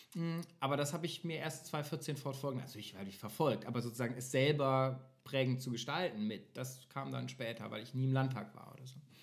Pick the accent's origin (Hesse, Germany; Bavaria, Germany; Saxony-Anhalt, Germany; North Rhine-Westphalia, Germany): North Rhine-Westphalia, Germany; NRW war immer meine Homebase, klar, ich komme aus NRW